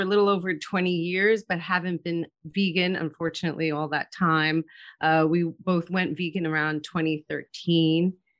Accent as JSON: {"language": "English", "region": "New York", "country": "United States", "moved": "yes", "lives_now": "Charlotte, United States", "said": "I'm originally from New York, but I now live in Charlotte, North Carolina"}